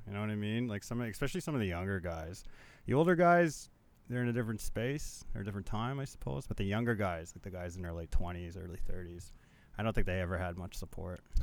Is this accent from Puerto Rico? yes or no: no; Manitoba, Canada; I'm from Manitoba